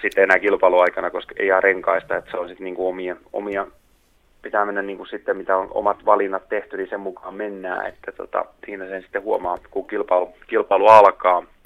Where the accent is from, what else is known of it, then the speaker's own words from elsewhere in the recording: Tuuri, South Ostrobothnia, Finland; moved away; mä oon täällä Tuurissa Etelä-Pohjanmaalla, täällä kotipuolessa käymässä